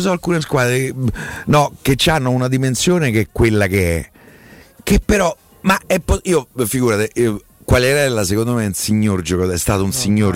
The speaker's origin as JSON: {"language": "Italian", "town": "Rome", "region": "Lazio", "country": "Italy", "said": "da romano"}